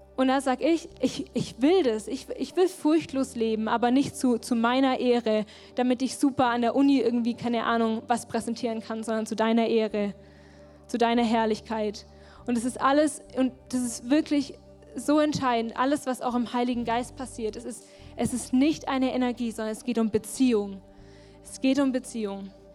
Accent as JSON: {"language": "German", "country": "Germany", "said": "wir vor allem als Deutsche"}